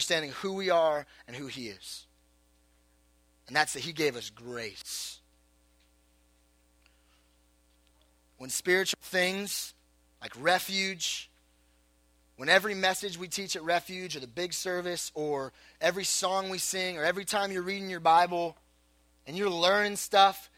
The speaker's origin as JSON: {"language": "English", "region": "Southern California", "country": "United States", "tie": "born or raised there", "said": "I was born in Southern California"}